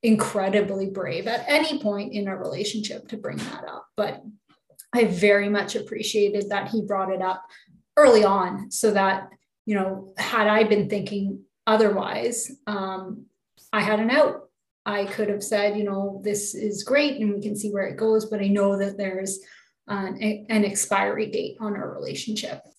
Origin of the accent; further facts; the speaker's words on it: Canada; I'm from Canada